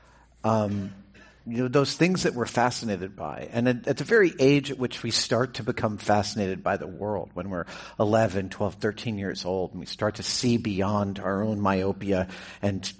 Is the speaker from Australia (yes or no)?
no; New York, United States; I grew up in New York, and I spent a lot of time living there